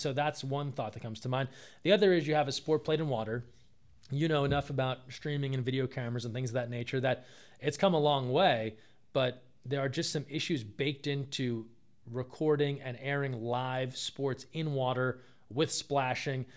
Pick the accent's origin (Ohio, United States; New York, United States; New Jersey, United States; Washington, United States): New Jersey, United States; moved away; I'm from the East Coast, uh, grew up in New Jersey